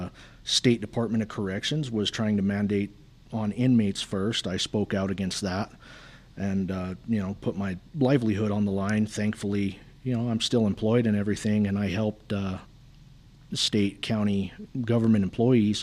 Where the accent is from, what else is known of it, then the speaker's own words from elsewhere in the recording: Thoreau, New Mexico, United States; I'm from Theroux, New Mexico, which is most of the time not even a dot on the map when you look at it.